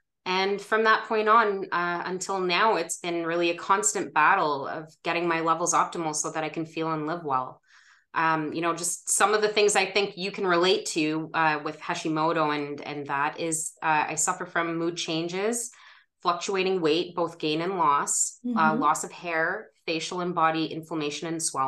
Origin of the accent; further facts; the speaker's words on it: Ottawa, Ontario, Canada; I was born and raised in Ottawa, Ontario, and I still live here